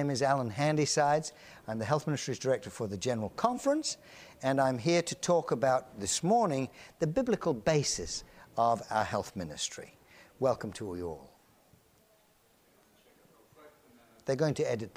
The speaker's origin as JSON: {"language": "English", "region": "England", "country": "United Kingdom", "moved": "yes", "lives_now": "United States", "said": "I'm an Englishman"}